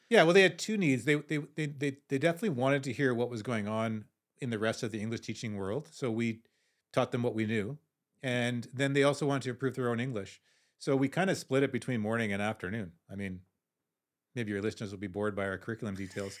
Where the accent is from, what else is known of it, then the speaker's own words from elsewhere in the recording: Canada; I'm, I'm Canadian